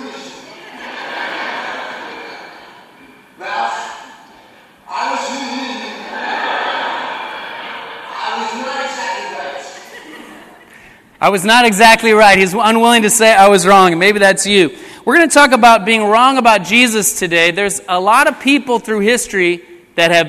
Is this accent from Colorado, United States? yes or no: yes; Colorado, United States; moved away as an adult; also born or lived in Long Beach, California; now in Long Beach area, United States; My wife and I, we grew up in Colorado